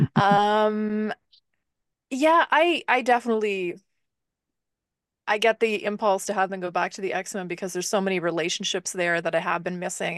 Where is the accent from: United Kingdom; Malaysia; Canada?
Canada; speaking as a Canadian